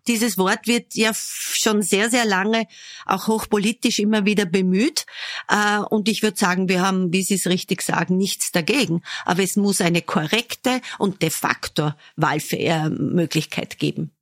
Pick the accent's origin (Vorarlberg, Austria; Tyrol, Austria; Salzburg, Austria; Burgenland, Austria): Burgenland, Austria; Southern; moved away; ich komme aus dem Südburgenland